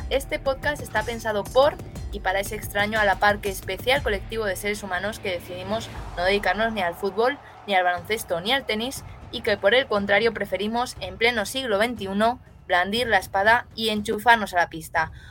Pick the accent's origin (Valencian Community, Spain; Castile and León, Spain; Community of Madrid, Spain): Community of Madrid, Spain; Madrid; Yo por lo menos soy de Madrid, o sea que yo seguramente sí que esté.